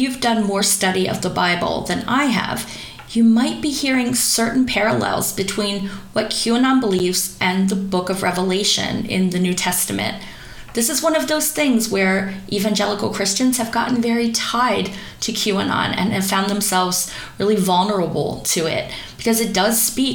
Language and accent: English; East Coast of America, United States; the little teeny tiny town that I grew up in on the East Coast of America